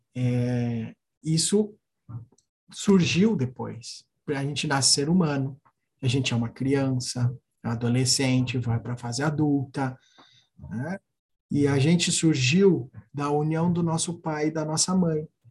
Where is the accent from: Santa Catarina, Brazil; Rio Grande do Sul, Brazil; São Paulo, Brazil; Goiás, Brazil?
Rio Grande do Sul, Brazil; Alegrete; moved away; eu sou gaúcho, né? do Alegrete, então sou da fronteira oeste